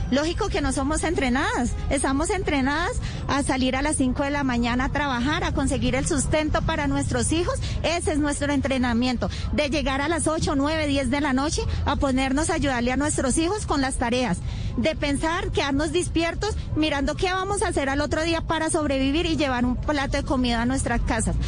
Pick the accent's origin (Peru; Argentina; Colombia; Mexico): Colombia; nosotras somos colombianas